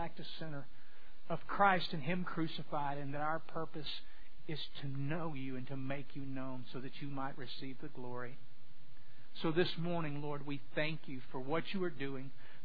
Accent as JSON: {"language": "English", "region": "Southwest Louisiana", "country": "United States", "tie": "born or raised there", "said": "growing up in Southwest Louisiana"}